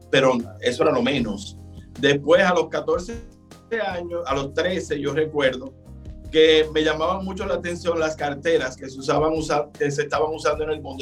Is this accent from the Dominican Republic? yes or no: yes; Santiago de los Caballeros, Santiago, Dominican Republic; moved away as an adult; now in Santo Domingo, Dominican Republic; yo nací y me crié en Santiago